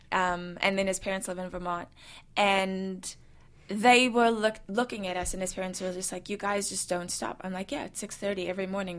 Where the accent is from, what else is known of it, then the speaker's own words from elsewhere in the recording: South Africa; also born or lived in New Zealand; now in United States; I, I, come from someone who was born and raised in South Africa and then moved to New Zealand